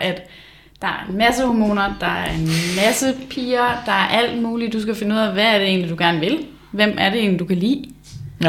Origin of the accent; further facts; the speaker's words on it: Blokhus, North Denmark Region, Denmark; fra Blokhus, hvor jeg kommer fra.